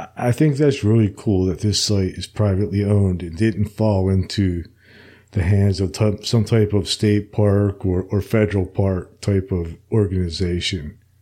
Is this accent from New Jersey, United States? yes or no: yes; New Jersey, United States; where I grew up in New Jersey